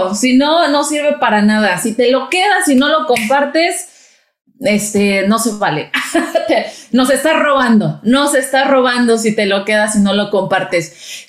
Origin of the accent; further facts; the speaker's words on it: Mexico; also born or lived in Brazil; now in United States; soy mexicana, viví en México